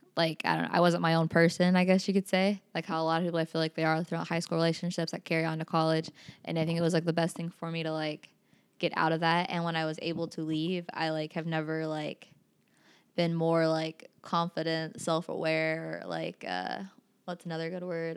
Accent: South Carolina, United States; also born or lived in Utah / Maui / St. Thomas; now in Ketchikan, United States; I'm actually originally from South Carolina

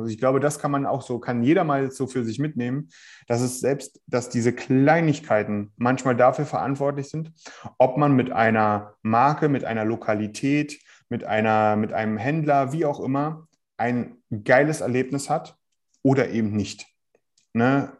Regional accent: Berlin, Germany; ich komme hier aus Berlin

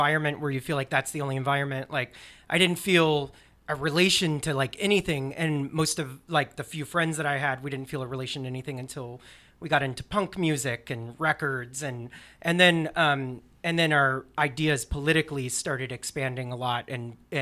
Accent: Alabama, United States; I grew up in Alabama

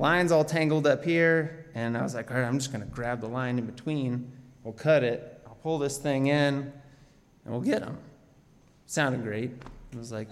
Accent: Anchorage, Alaska, United States; I'm from Anchorage, Alaska. I'm here visiting my mom

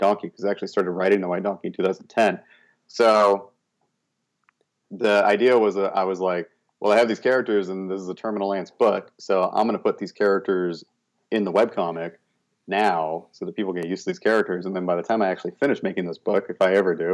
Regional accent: Corvallis, Oregon, United States; also born or lived in Portland, Oregon; I was born in Corvallis, Oregon.

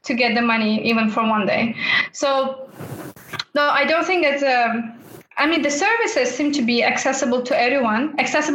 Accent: Tajikistan; moved away as an adult; now in Austria; I'm not only from Tajikistan, but also I look like person from China or Korea

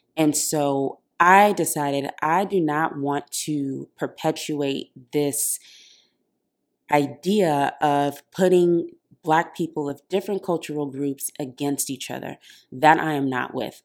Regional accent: Oakland, California, United States; I was born in Oakland, California, and I grew up in a very African household

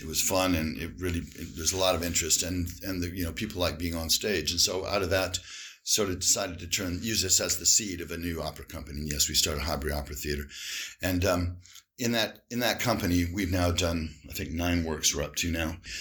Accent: Indiana, United States; moved away as an adult; also born or lived in Illinois / Miami; now in United Kingdom; I'm from Indiana.

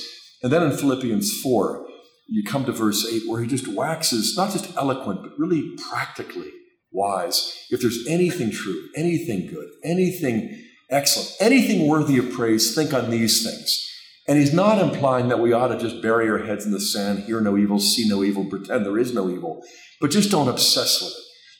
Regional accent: Pittsburgh, Pennsylvania, United States; I grew up in Pittsburgh.

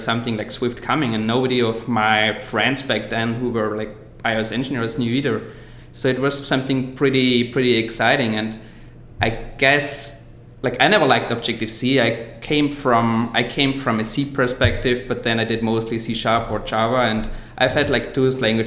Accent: Austria; moved away as an adult; now in San Francisco, United States; I am actually from Austria. I just moved over here to San Francisco about a year ago.

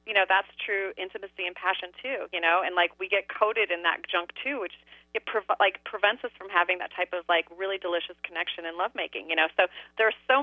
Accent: Midwest, United States; because I'm from the Midwest

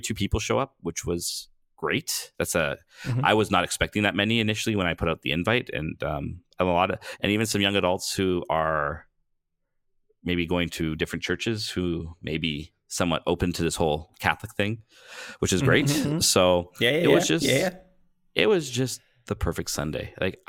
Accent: Canada; I still don't know what it means to actually be a Canadian.

